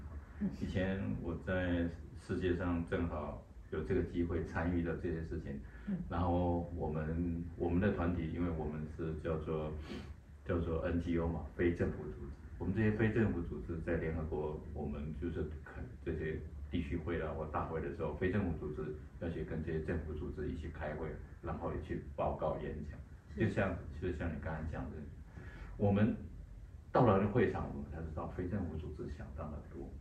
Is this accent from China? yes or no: no; Taiwan; 对，是我们台湾人这样子。